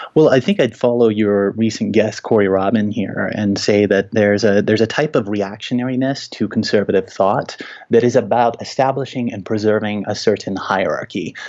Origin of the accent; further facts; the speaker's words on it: Little Rock, Arkansas, United States; now in Denver, United States; I grew up in Little Rock, Arkansas, in very Christianized Republican territory